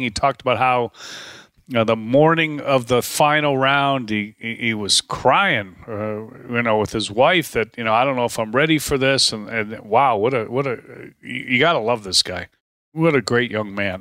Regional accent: Dallas, Texas, United States; moved away; I'm from Dallas. I lived there for twenty-nine years.

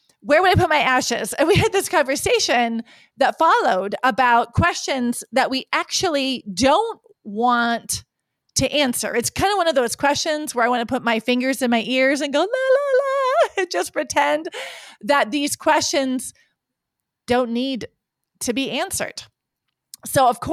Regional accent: Lake Sakakawea, North Dakota, United States; moved away; Lake Sakakawea, my home state and where I grew up.

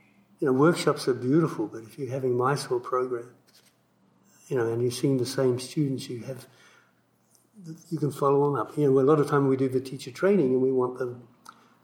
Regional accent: Australia; moved away as an adult; I grew up in Australia.

